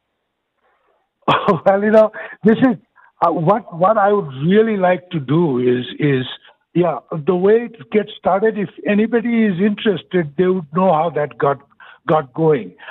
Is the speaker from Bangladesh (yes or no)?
yes; Bangladesh; now in Houston, United States; originally I'm from Bangladesh